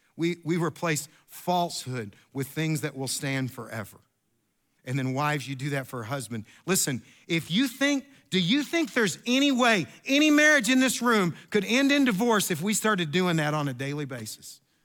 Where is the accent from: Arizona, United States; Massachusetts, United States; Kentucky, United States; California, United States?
Kentucky, United States; I am from Kentucky